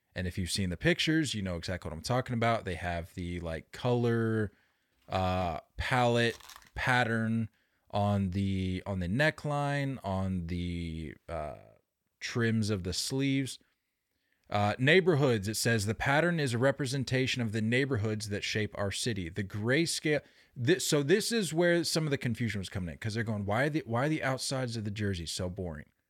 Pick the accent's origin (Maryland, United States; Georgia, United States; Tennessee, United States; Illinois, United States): Maryland, United States; Baltimore; born or raised there; moved away